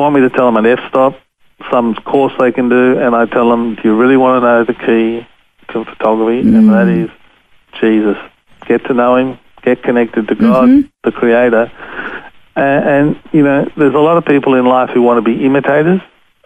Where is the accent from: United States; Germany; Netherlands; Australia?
Australia; I'm from Australia, I'm a photographer